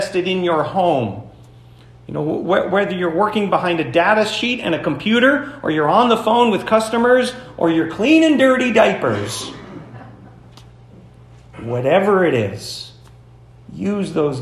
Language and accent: English; United States; we all do as American Christians